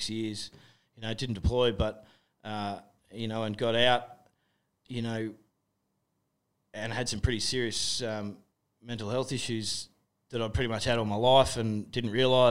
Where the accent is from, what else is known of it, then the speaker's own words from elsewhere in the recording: Australia; we're both Australian blokes